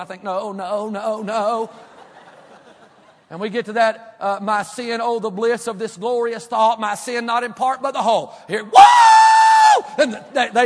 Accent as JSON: {"language": "English", "region": "Kentucky", "country": "United States", "tie": "born or raised there", "said": "Where I grew up in church in Kentucky, the little country"}